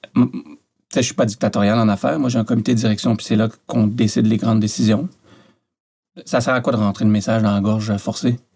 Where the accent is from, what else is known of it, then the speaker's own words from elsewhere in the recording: Montreal, Quebec, Canada; also born or lived in France; j'ai grandi à Montréal.